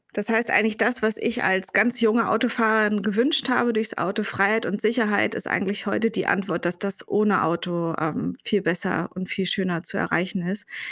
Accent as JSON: {"language": "German", "region": "Berlin", "country": "Germany", "said": "ich komme vom Berliner Stadtrand, aus dem Südwesten, also wirklich ziemlich weit weg von dem Ort, wo ich heute arbeite und lebe"}